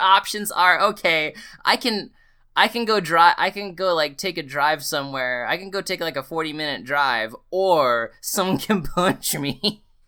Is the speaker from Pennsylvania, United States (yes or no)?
no; Delaware, United States; moved away; I'm from Delaware